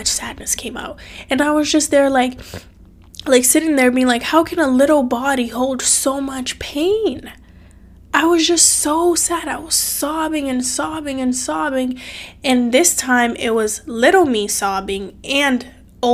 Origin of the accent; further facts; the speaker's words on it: Cape Verde; now in United States; I'm from a different country. I'm from Cape Verde, small country made up of 10 islands on the west coast of Africa. And so my mom moved from Cape Verde to America when I was 8. And because she moved, I had to live with my aunt and uncle